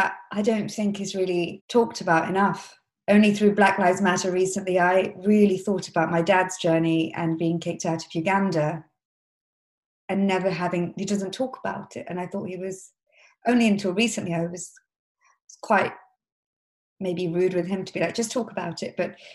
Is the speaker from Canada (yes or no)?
no; Leicester, East Midlands, United Kingdom; I'm from Leicester